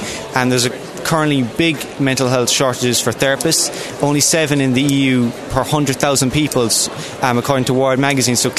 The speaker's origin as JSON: {"language": "English", "region": "County Kerry", "country": "Ireland", "said": "I'm from Scafoblesive Lucra in County Kerry."}